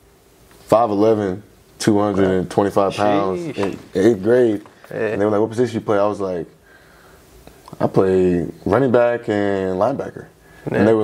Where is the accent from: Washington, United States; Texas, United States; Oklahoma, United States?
Texas, United States; also born or lived in Michigan, United States; now in Louisville, United States; I was born in Michigan and moved to Austin when I was young